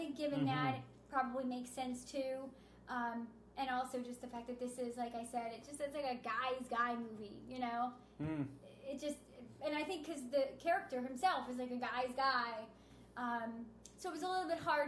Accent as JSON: {"language": "English", "town": "Philadelphia", "region": "Pennsylvania", "country": "United States", "tie": "born or raised there", "said": "growing up in Philly"}